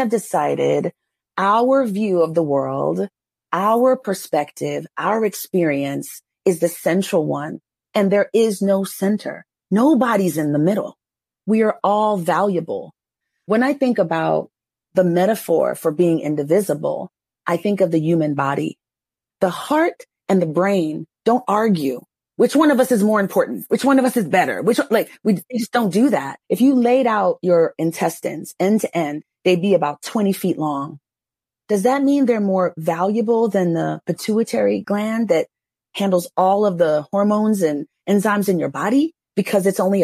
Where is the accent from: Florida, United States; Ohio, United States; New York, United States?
New York, United States; moved away; also born or lived in Texas; I grew up in New York